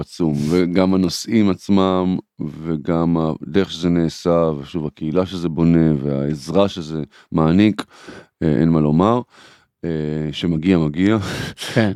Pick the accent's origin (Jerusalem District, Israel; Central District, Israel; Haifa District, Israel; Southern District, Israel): Central District, Israel; Kfar Saba; also born or lived in Tel Aviv; אני אה, גדלתי בכפר סבא